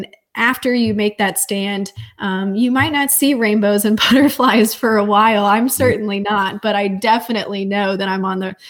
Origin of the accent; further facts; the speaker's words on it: St. Louis, Missouri, United States; I'm originally from, and that's where I'm at right now, visiting family. I'm from St. Louis, Missouri area.